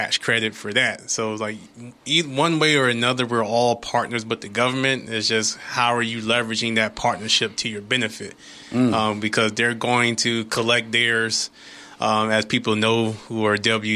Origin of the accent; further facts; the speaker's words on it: Norfolk, Virginia, United States; I'm born and raised out of Norfolk, went to Booker T, and then decided to stay somewhat local